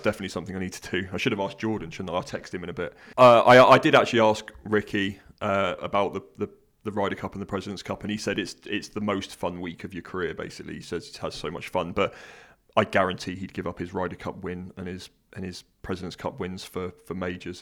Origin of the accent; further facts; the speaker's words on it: United Kingdom; I'm British